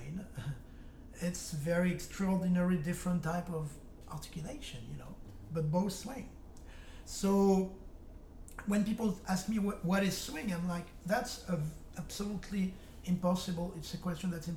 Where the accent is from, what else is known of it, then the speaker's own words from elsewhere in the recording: France; accent: French; English is a second language; moved away; I speak English very well, but with an accent. I have a French accent